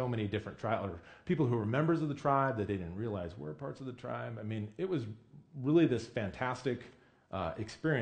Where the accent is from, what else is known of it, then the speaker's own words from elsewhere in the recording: Midwest, United States; moved away as an adult; also born or lived in Bellingham, Washington; now in Washington, United States; being the dumb white kid from middle America